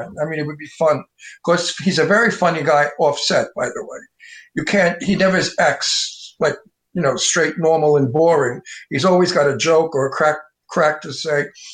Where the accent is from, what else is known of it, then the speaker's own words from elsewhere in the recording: New York City, New York, United States; accent: Brooklyn Italian wise guy; moved away as an adult; also born or lived in Queens / Long Island; now in California, United States; I'm originally really born in Brooklyn, lived in Queens, and in later years lived on Long Island